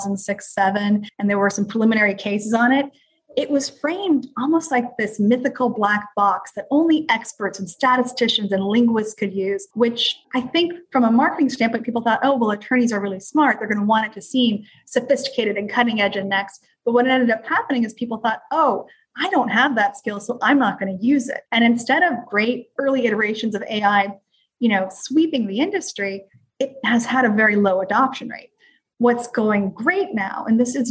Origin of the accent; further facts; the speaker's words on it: Texas, United States; I'm from Texas